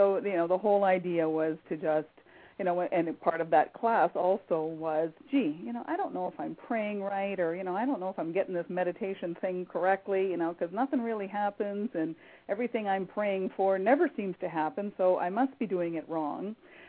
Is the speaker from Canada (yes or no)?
yes; Canada; now in United States; I grew up in Canada, so I grew up a tea drinker from the time I was a child. And moving to the U.S.